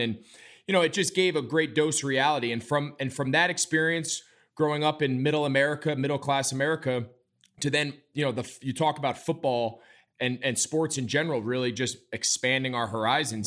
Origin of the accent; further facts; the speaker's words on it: outside New York City, United States; I grew up in the Northeast. I grew up outside of New York City. in, like, a typical New York suburb